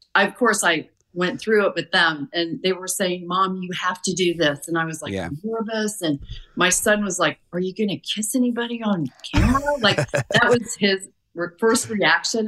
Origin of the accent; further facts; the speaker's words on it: Warsaw, Indiana, United States; our hometown in Warsaw, Indiana.